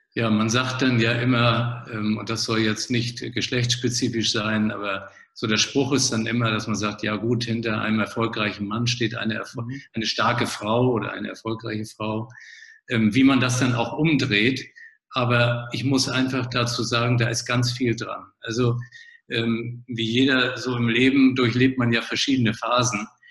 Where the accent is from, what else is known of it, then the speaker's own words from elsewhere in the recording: Flensburg, Schleswig-Holstein, Germany; moved away as an adult; also born or lived in Kiel / Marburg; geboren in Flensburg, also Grenzstadt zu Dänemark, äh, Mutter Dänen, Vater Hamburger, also schon norddeutsch äh, ausgerichtet